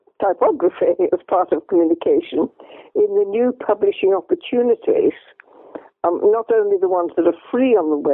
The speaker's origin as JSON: {"language": "English", "town": "Derry", "region": "Northern Ireland", "country": "United Kingdom", "tie": "born or raised there", "also_born_or_lived": "England / Donegal", "moved": "yes", "said": "growing up in Derry, the heart of the Troubles"}